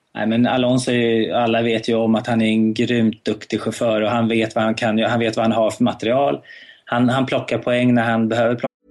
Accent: Sweden; hemma i Sverige

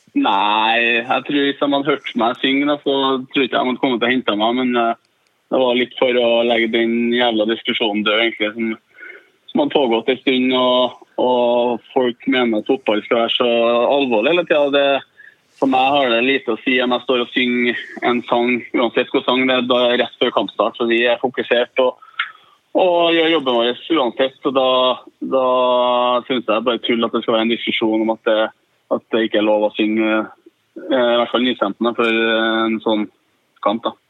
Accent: Trøndelag, Norway; vi er ydmyke, vi trønderne

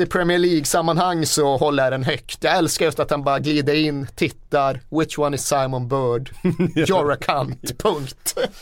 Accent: northern Sweden, Sweden; moved away; Uppe där jag kommer ifrån har man ju alltid ett problem att det är så jävla mycket renar på vägarna.

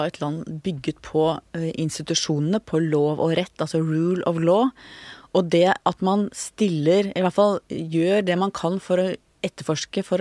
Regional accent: Oslo, Norway; Da jeg vokste opp på Manglerud

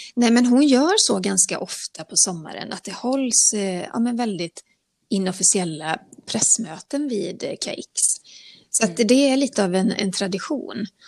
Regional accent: Borås, Västra Götaland, Sweden; jag är inte född i Borås, men jag är uppvuxen delvis i, i Borås

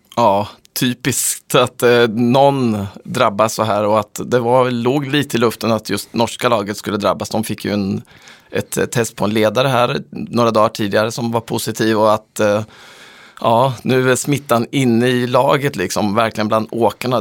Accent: Sweden; som svensk

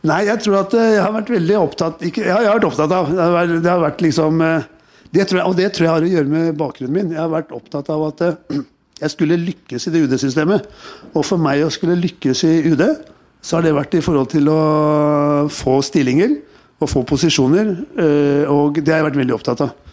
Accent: Oslo, Norway; I oppveksten min på Tøyen, altså, jeg vil jo si det at det, eh, det er veldig viktig å liksom eh

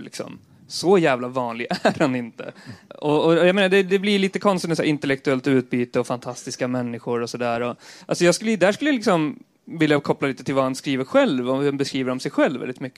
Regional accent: Eskilstuna, Södermanland, Sweden; på 90-talet när jag växte upp i, i Eskilstuna.

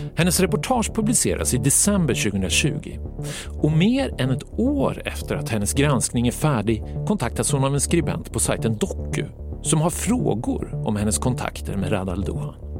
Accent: Gävle, Gävleborg County, Sweden; Har jag sagt att jag är från Gävle?

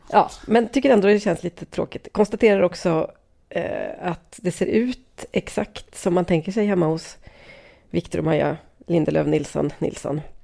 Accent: Sweden; som svensk

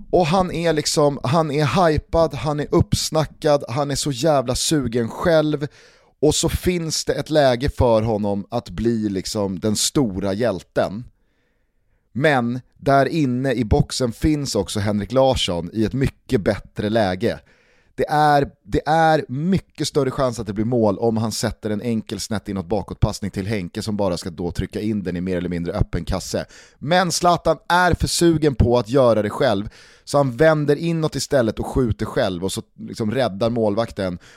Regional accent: Sweden; Man blir lite jävig som svensk

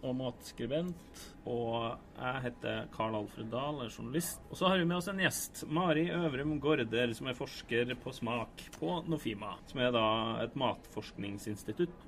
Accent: Levanger, Trøndelag, Norway; bygda der jeg kommer fra, Levanger.

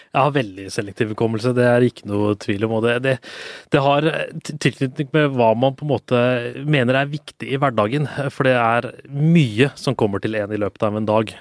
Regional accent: Oslo, Norway; also born or lived in Tåsen, Oslo; Jeg vokste jo opp på Grünerløkka

